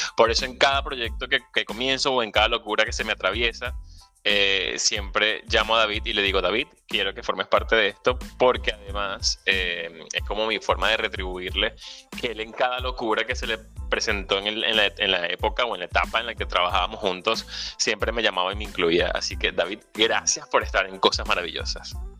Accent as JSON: {"language": "Spanish", "country": "Venezuela", "moved": "yes", "said": "Soy venezolano, emigrante"}